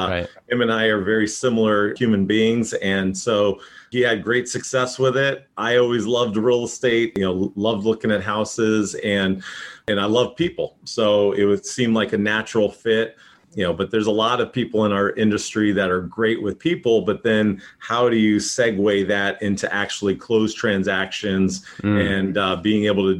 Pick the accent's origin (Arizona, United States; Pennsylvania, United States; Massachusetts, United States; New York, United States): Massachusetts, United States; Boston; now in San Diego, United States; I am from the San Diego market, originally from Boston, moved out here 1984